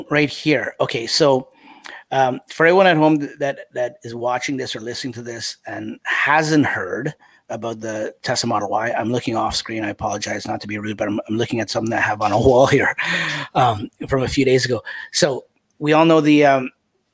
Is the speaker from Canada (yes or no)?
yes; Canada; we're both Canadian